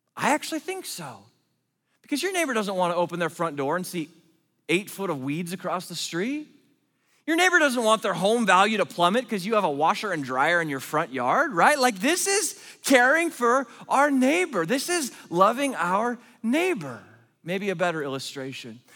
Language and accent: English; Oregon, United States; I'm from Oregon